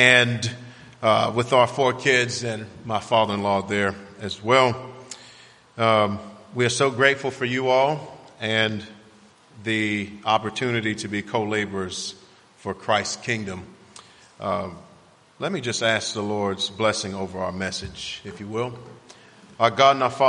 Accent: Miami, Florida, United States; growing up in Miami was an interesting experience for me

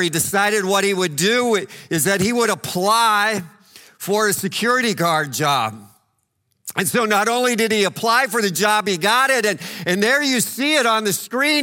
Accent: El Paso, Texas, United States; moved away; When I was growing up in El Paso, Cloudcroft, New Mexico was about two hours away.

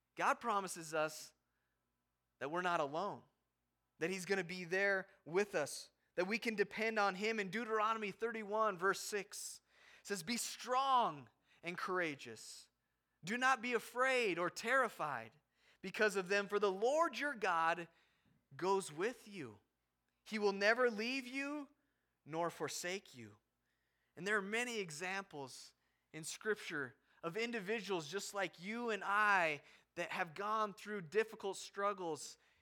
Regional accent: Havre, Montana, United States; moved away; we barely make it into Haver, my hometown, my, where my parents live

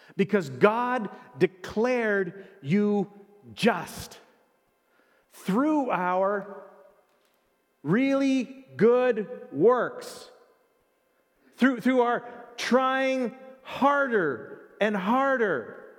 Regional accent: Canada; I was born in Canada. I am a Canadian citizen.

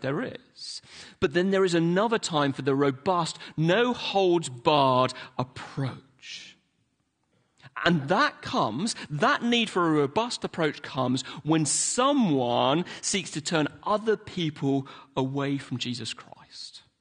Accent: London, United Kingdom; also born or lived in Hillingdon; now in Manchester, United Kingdom; I didn't grow up in Manchester. I grew up in London

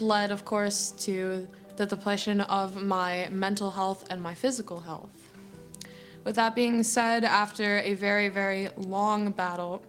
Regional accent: Pottstown, Pennsylvania, United States; I am from Pottstown

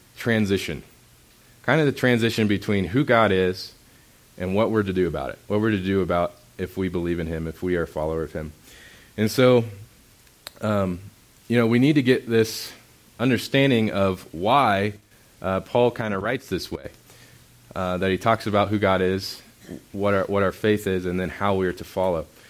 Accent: Indiana, United States; moved away; I grew up in Indiana, so you look at creation and all you see is sky because everything's flat.

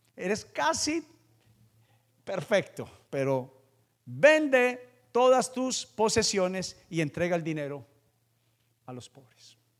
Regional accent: Paisa, Antioquia, Colombia; yo soy vendedor y soy paisa

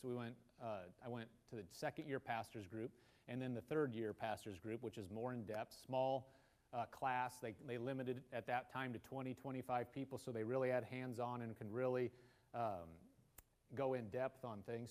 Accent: Nebraska, United States; now in Oklahoma, United States; I'm from Nebraska.

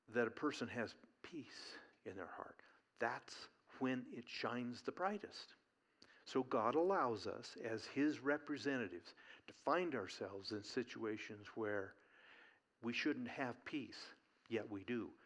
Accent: Eugene, Oregon, United States; growing up in Eugene, Oregon

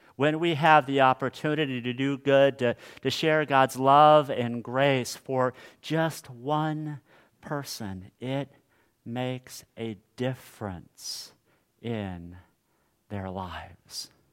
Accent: Hutchinson, Kansas, United States; my hometown of Hutchinson, Kansas

